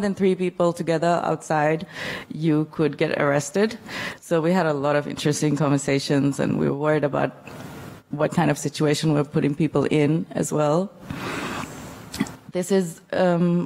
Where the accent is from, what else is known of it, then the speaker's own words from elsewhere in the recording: Male, Maldives; This is where I'm from. I'm from the Maldives, and this is my island, Male.